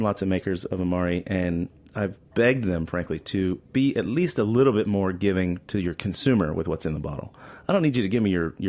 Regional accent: Florida, United States; I grew up in Florida.

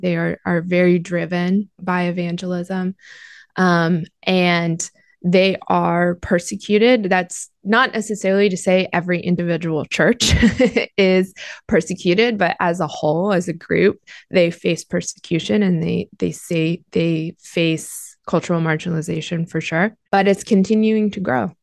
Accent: United States; as an American Christian

